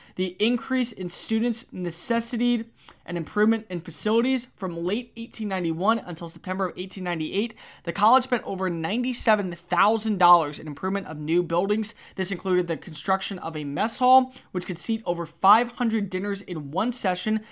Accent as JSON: {"language": "English", "region": "the South", "country": "United States", "tie": "born or raised there", "also_born_or_lived": "Alabama", "said": "growing up in the South and going to college in the S E C"}